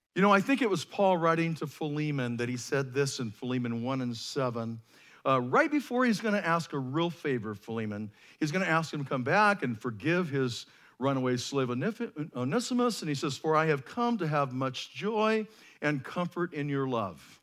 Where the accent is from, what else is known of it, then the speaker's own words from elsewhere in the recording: United States; we as American Christians